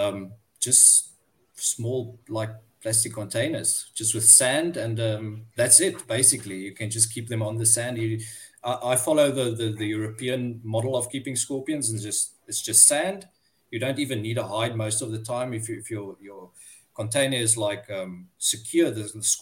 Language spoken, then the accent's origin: English; Cape Town, Western Cape, South Africa; I'm from Cape Town in South Africa.